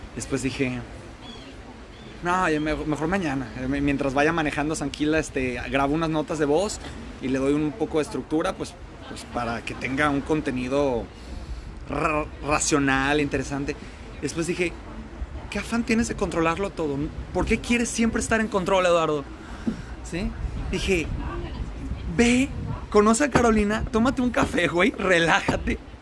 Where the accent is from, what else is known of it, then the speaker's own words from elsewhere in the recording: Guadalajara, Jalisco, Mexico; moved away as an adult; now in Melbourne, Australia; A los de Guadalajara nos dicen tapatíos y soy un tapatío orgullosísimo